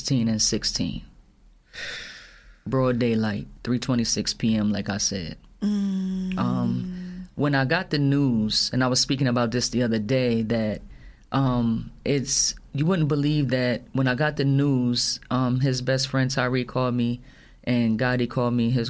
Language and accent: English; Union, New Jersey, United States; moved away as an adult; also born or lived in Somerset, New Jersey; I grew up in Union, so I raised my kids in the Union Hillside area